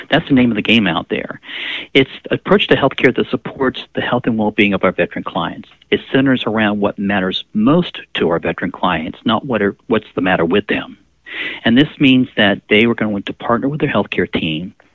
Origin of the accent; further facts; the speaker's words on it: Pensacola, Florida, United States; also born or lived in New Jersey / Guam; Well, I grew up in Pensacola, Florida most of my life. I was born in New Jersey. I was the son of a Navy photographer, so we did a little bit of traveling around the world.